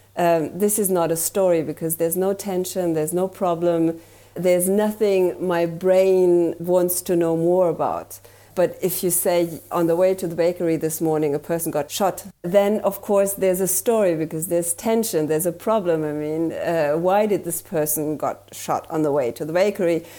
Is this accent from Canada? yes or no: no; Germany; English is a second language; I'm from Germany, so please have mercy with my accent